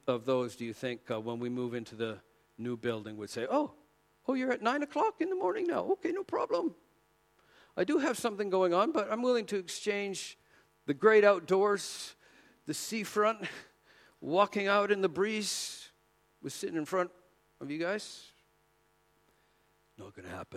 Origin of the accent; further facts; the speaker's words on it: Canada; moved away; coming from Canada, we're not really supposed to even say Merry Christmas because we're Canadian